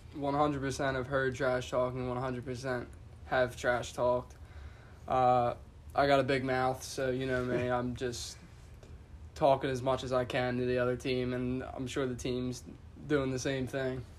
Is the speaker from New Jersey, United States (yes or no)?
yes; Middle Township, New Jersey, United States; I grew up here in Middle Township. Went to high school all four years at Middle Township